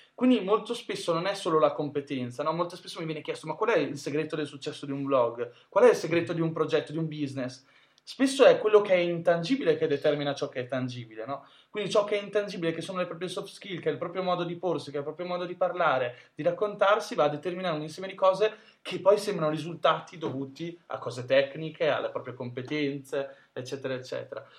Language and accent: Italian; Ferrara, Emilia-Romagna, Italy; moved away as an adult; also born or lived in Milan; vengo da Ferrara, che in realtà è un paesino di provincia cioè di, dell'Emilia Romagna, vicino a Bologna